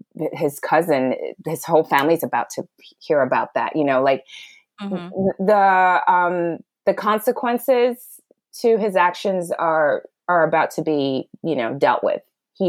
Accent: Kenya; also born or lived in Ghana / Pakistan / Sudan / Switzerland; now in United States; So I am from Ghana, but I was born in Pakistan, and I grew up in Sudan, Switzerland, Ethiopia, and Kenya. I finished high school in Kenya

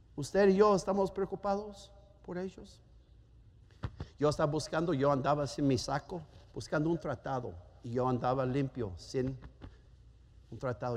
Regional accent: Germany; Spanish is a second language; moved away; Yo soy alemán

